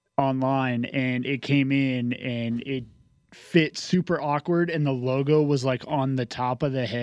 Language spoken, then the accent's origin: English; Virginia, United States; I'm from Virginia, but because I grew up in that area and my entire family was Giants fans